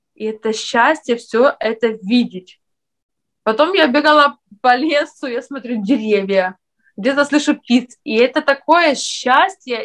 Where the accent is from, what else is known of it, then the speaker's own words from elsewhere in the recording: Ukraine; moved away as an adult; now in Lithuania; я с Украины